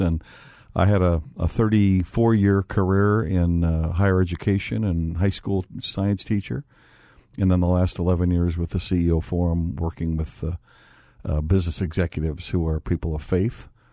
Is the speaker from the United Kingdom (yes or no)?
no; Gary, Indiana, United States; I was born in Gary, Indiana